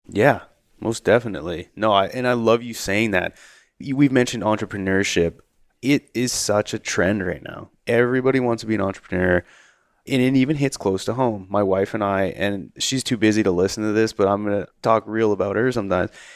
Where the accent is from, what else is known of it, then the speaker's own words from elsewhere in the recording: Canada; growing up in Canada